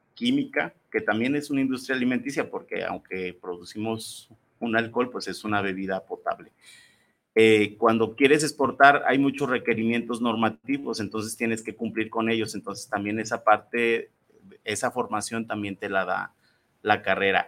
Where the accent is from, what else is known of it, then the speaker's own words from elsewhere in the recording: Irapuato, Guanajuato, Mexico; yo también soy de Irapuato